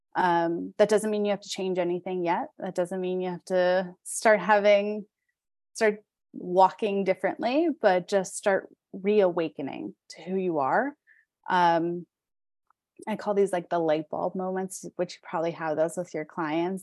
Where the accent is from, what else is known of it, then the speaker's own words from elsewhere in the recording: Pittsburgh, Pennsylvania, United States; I'm from Pittsburgh, so that's where I live